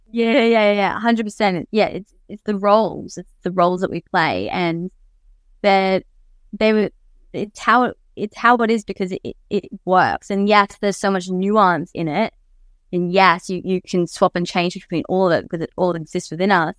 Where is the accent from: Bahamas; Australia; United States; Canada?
Australia; Mackay, Queensland; growing up in Mackay, from Mackay